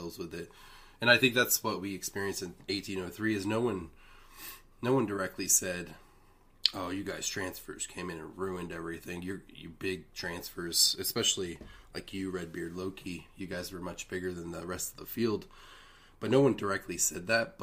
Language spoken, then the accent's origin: English; Colorado, United States; I'm from Colorado